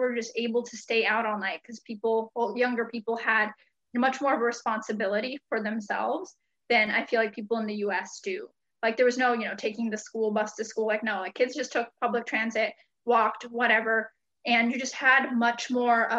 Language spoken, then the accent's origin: English; United States; also born or lived in Hungary / Grass Valley, California; And we moved back here, to the US in 1994 when I was four